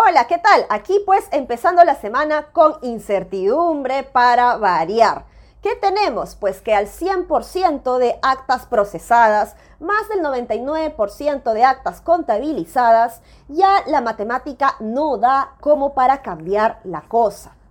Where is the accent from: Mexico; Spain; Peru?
Peru; nosotros mismos como peruanos